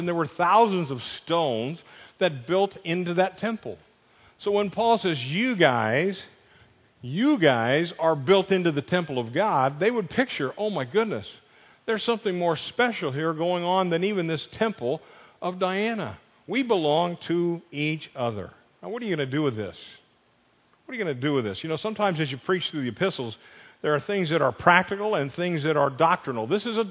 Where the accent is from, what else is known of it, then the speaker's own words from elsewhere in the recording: Northeast, United States; moved away; I grew up in the Northeast. I've converted. I'm not a Yankee anymore